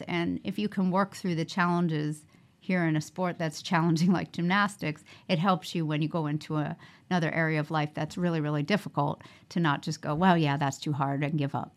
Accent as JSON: {"language": "English", "region": "New York", "country": "United States", "tie": "born or raised there", "also_born_or_lived": "Oklahoma", "moved": "as an adult", "lives_now": "Las Vegas, United States", "said": "I grew up in New York"}